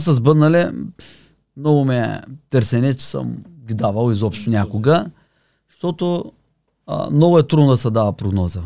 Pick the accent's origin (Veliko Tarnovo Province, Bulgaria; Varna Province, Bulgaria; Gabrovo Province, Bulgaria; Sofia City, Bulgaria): Varna Province, Bulgaria; Varna; also born or lived in Sofia; от Варна съм